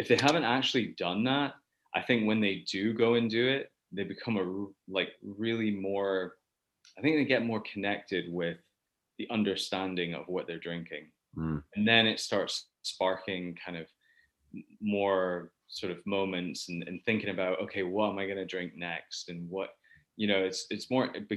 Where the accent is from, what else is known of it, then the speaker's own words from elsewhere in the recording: Texas, United States; moved away as an adult; also born or lived in Houston; now in Scotland; I was born in Scotland, but raised in Texas.